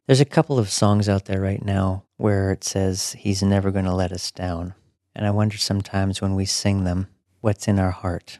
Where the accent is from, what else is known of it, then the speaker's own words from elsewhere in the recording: Alberta, Canada; growing up in Alberta